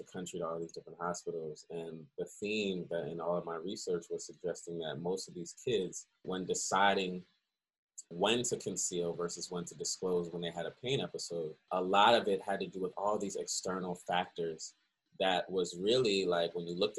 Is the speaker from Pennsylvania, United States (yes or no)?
yes; Philadelphia, Pennsylvania, United States; born or raised there; also born or lived in Cleveland, Ohio / Baltimore